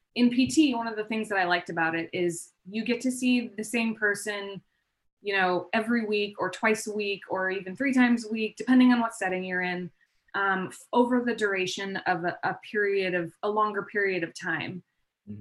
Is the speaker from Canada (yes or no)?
no; Palm Springs, California, United States; also born or lived in Bay Area / Denver; now in San Diego, United States; I grew up in Palm Springs and then I, um, so I pretty much stayed there for a majority of my, my upbringing